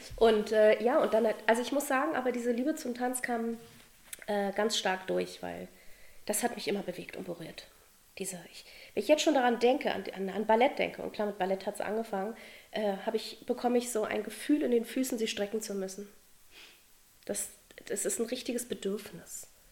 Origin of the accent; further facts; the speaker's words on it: Berlin, Germany; wurde in Berlin geboren, in einer Künstlerfamilie. Und ja, ich bin mit Kunst aufgewachsen